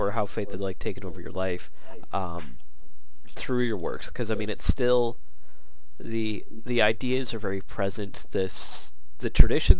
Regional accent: Canada; as a Canadian

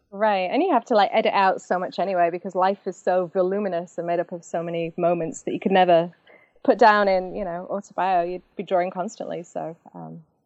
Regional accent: Macclesfield, North West England, United Kingdom; moved away as an adult; also born or lived in Manchester / London; now in St. Louis, United States; I'm from Macclesfield

